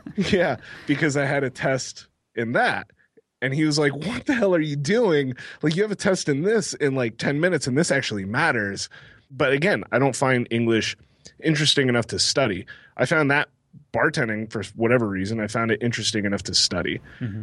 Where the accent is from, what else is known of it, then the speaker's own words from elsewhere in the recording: Texas, United States; moved away as an adult; now in Massachusetts, United States; I'm from Texas originally